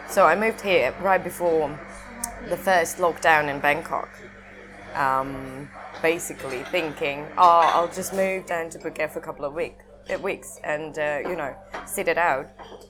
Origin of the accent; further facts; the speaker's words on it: Siberia, Russia; My passport still says that I was born in USSR, so.